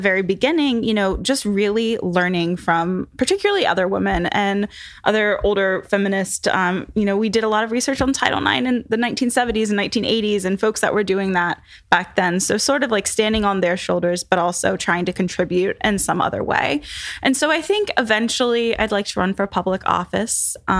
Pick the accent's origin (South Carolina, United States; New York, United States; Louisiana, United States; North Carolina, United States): North Carolina, United States; So I am from North Carolina, which is a red state right now.